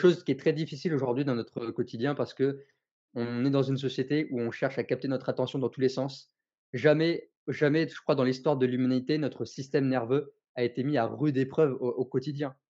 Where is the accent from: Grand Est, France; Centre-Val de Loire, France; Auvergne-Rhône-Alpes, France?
Centre-Val de Loire, France; Tours; moved away as an adult; also born or lived in Marseille; now in Nîmes, France; je suis euh, originaire de Tours